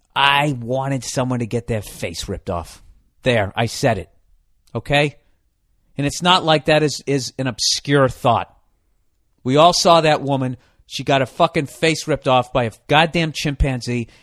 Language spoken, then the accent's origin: English; United States; I'm an American